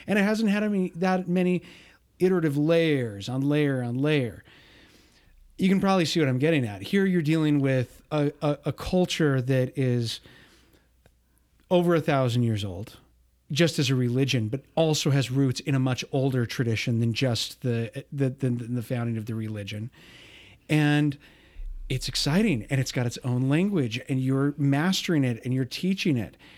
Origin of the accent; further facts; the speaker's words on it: United States; also born or lived in Spain; I hadn't been growing up in the United States